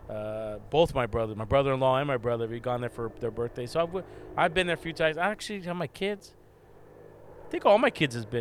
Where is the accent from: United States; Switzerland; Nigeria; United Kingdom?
United States; Buena Park, California; also born or lived in Fullerton, United States; I was born and raised in Buena Park